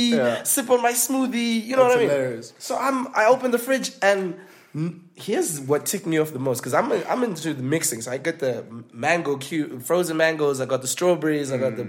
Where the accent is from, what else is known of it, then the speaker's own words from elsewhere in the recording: Zimbabwe; moved away; We came from Zim together, so we already knew each other.